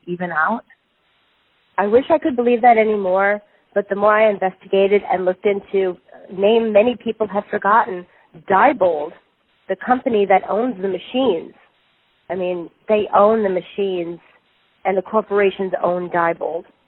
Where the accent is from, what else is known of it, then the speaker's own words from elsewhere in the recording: New York, United States; also born or lived in Long Island / Brooklyn; I grew up in New York, some of those years on Long Island, some of them a little north of the city, and some of those years in Brooklyn